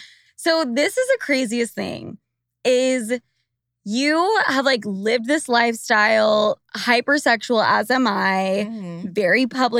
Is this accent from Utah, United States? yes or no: yes; Utah, United States; moved away; we're both coming from Utah